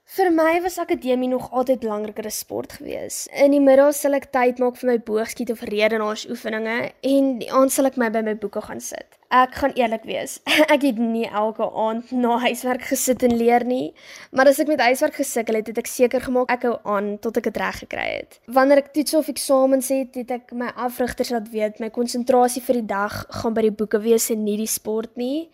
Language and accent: Afrikaans; Graaff-Reinet, Eastern Cape, South Africa; also born or lived in Port Elizabeth; Ek is oorspronklik van Port Elizabeth af, maar is al van 2010 af van Graafrenet